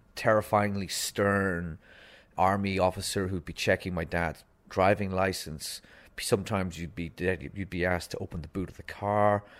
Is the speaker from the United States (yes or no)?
no; Donegal, Ulster, Ireland; also born or lived in Limerick; I lived twenty miles from the border, from Derry City